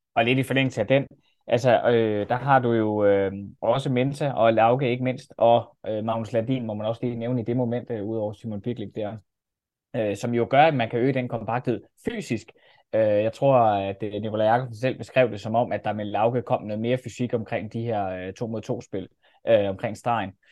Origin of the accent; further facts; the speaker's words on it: Denmark; man bliver sådan lige lidt stolt som dansker